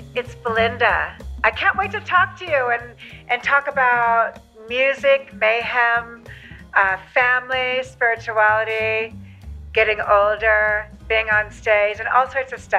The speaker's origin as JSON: {"language": "English", "area": "Burbank, Thousand Oaks", "region": "California", "country": "United States", "tie": "born or raised there", "also_born_or_lived": "Hollywood, California / France / England / Thailand", "moved": "as an adult", "lives_now": "Mexico City, Mexico", "said": "I was born in Hollywood, believe it or not. And I was raised in Burbank, California, in Thousand Oaks, which is a suburb of LA, about 40 right. minutes outside of LA. So I'm a California girl, mm-hmm. born and raised."}